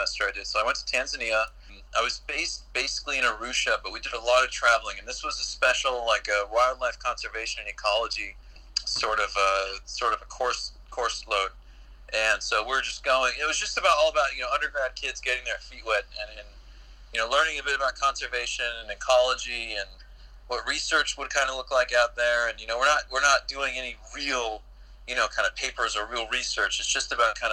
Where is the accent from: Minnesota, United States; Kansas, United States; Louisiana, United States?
Kansas, United States; now in Los Angeles, United States; I'm originally from Kansas, but I currently reside near Los Angeles, California